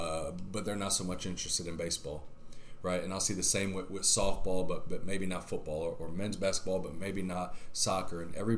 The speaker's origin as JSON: {"language": "English", "town": "Chicago", "region": "Illinois", "country": "United States", "tie": "born or raised there", "also_born_or_lived": "New York / Texas / Mississippi / South Florida", "moved": "yes", "lives_now": "Lafayette, United States", "said": "So I was born in New York. I grew up in Chicago."}